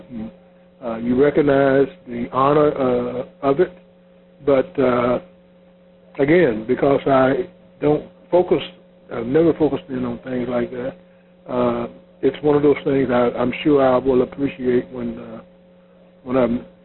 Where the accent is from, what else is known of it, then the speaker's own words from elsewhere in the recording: Louisville, Kentucky, United States; I was from Louisville, Kentucky